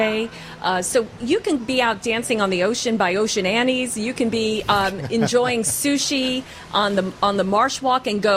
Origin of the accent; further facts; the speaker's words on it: Long Island, New York, United States; now in Myrtle Beach, United States; I'm from Long Island